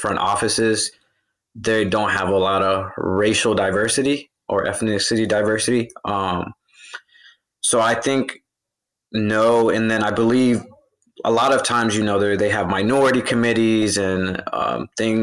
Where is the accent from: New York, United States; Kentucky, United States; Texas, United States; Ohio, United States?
Ohio, United States; Cincinnati; I'm originally from Cincinnati, Ohio